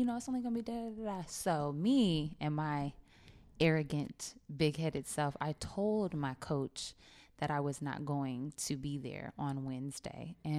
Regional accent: Sacramento, California, United States; now in Dallas, United States; I am from Sacramento, California, born and raised.

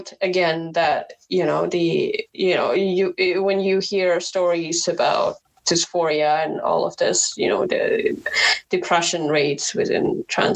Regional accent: Indonesia; first language Indonesian; English is a second language; moved away as an adult; now in Netherlands; I grew up in Indonesia, it's a pretty conservative culture

